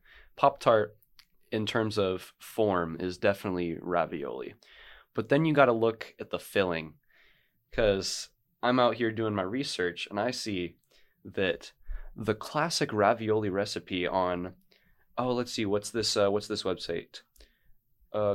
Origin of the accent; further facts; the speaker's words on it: Midwest, United States; I am from the Midwest, though.